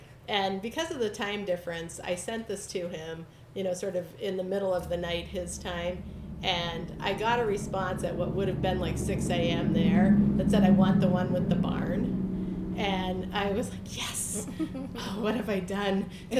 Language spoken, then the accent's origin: English; Bradford, New Hampshire, United States; moved away; also born or lived in Marshall Islands; the house I grew up in Bradford, New Hampshire.